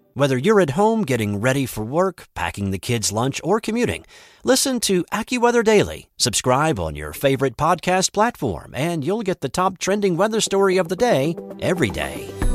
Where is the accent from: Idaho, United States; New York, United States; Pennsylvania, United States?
Pennsylvania, United States; I'm from Pennsylvania